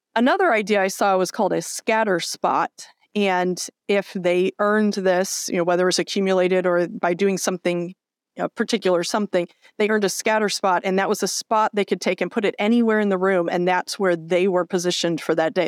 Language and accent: English; near Chicago, Illinois, United States; we grew up near Chicago